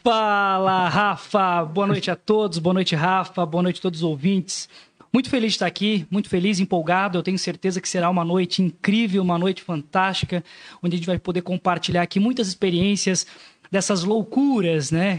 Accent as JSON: {"language": "Portuguese", "town": "Joinville", "region": "Santa Catarina", "country": "Brazil", "tie": "born or raised there", "also_born_or_lived": "Boston, Massachusetts", "said": "sou nascido e criado em Joinville"}